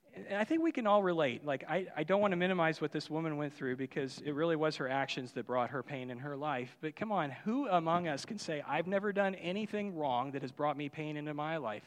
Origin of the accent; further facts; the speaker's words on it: Union, Missouri, United States; I grew up in Union, Missouri